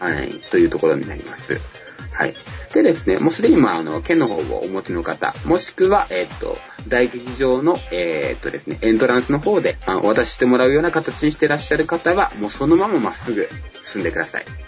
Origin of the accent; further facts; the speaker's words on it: Fukuoka, Japan; 私、あの、福岡の出身で